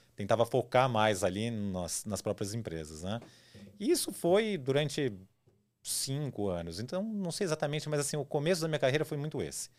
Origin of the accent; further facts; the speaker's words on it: São Paulo, Brazil; also born or lived in Campinas/Valinhos/Vinhedo area, São Paulo state; eu nasci em São Paulo, cresci em São Paulo, morei sempre aqui